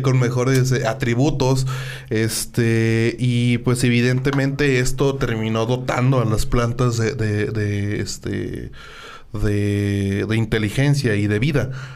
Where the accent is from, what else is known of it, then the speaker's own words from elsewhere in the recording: Mexico; llena de orgullo como mexicano